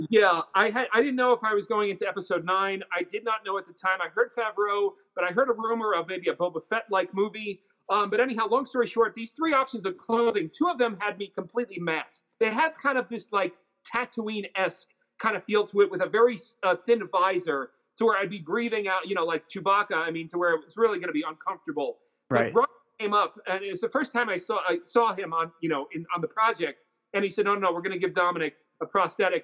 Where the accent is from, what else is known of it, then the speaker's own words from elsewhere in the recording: New York, United States; I'm from New York